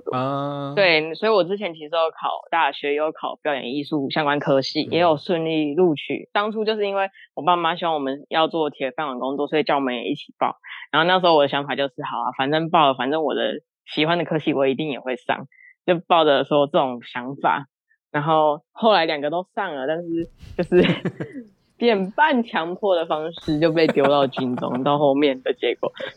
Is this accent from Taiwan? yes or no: yes; Kaohsiung, Taiwan; 我是高雄人，